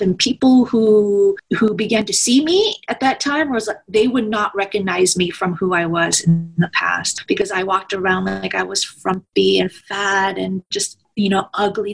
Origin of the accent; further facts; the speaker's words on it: United States; also born or lived in Washington State; I am Korean American.